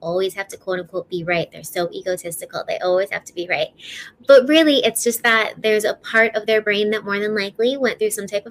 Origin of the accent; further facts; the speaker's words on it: Chicago, Illinois, United States; also born or lived in Denver; I'm from Illinois. I'm from Chicago